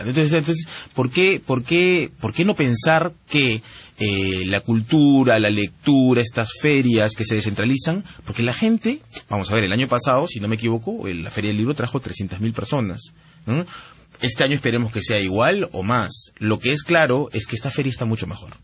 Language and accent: Spanish; Peru; accent: Peruvian; moved away as an adult; also born or lived in United States; now in Paris, France; sí me siento del Perú siempre. Todas mis novelas hablan del Perú, estoy todo el día hablando del Perú en la red. eh, hablo como peruano.